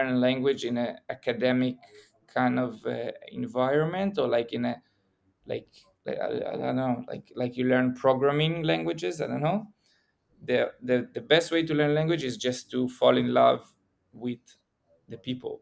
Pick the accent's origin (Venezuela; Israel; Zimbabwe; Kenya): Israel; I'm from Israel